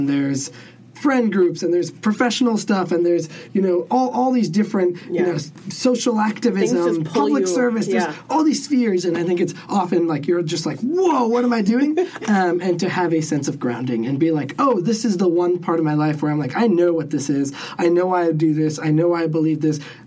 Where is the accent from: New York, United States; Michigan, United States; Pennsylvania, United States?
New York, United States; Buffalo; growing up in Buffalo was in the Buffalo of Sikh community